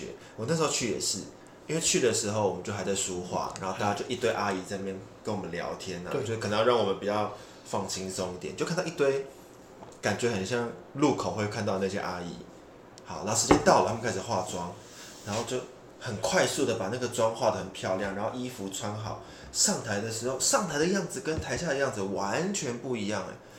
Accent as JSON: {"language": "Chinese", "region": "Taipei", "country": "Taiwan", "said": "我是台北人。"}